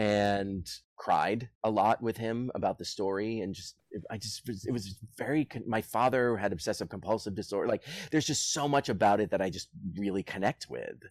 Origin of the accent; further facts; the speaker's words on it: Boston, Massachusetts, United States; I'm from Boston